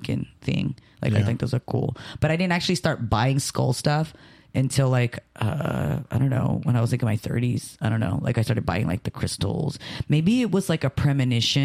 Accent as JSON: {"language": "English", "country": "Philippines", "moved": "yes", "lives_now": "United States", "said": "I'm Filipino"}